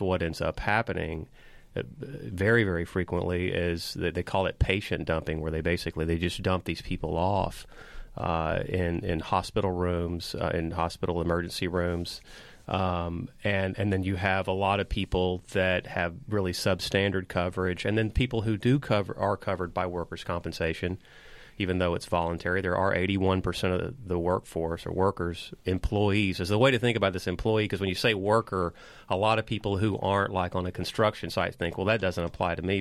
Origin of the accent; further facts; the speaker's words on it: Liberty, Texas, United States; now in Austin, United States; in my hometown of Liberty